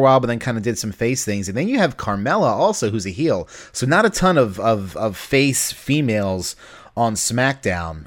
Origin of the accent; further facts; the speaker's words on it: Baltimore, Maryland, United States; I'm from Baltimore